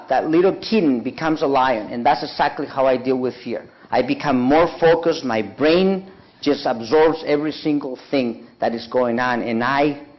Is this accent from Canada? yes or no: no; Mexico; moved away; I'm from Mexico